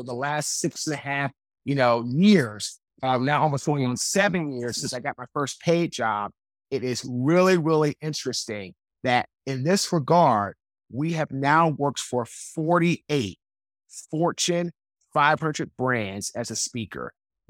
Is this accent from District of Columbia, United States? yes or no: yes; Washington, District of Columbia, United States; also born or lived in Raleigh, North Carolina; now in North Carolina, United States